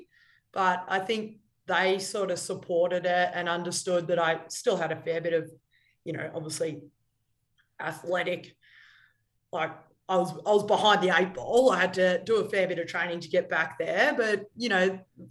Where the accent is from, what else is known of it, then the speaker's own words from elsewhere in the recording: Melbourne, Victoria, Australia; moved away as an adult; now in Sydney, Australia; my parents live in Melbourne. I grew up in Melbourne.